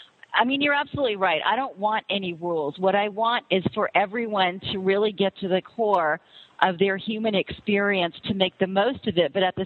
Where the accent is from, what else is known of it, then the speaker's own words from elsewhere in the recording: Florida, United States; my parents are from India, and I was actually born and raised here in the States. I was born in Florida, and as well as two brothers